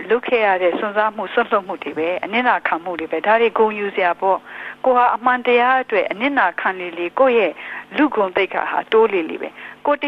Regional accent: Myanmar

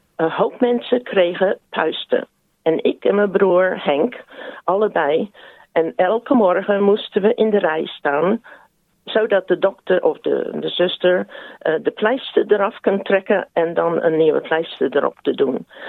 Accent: South Australia, Australia; also born or lived in Netherlands; we hebben al die tijd in Zuid-Australië gewoond

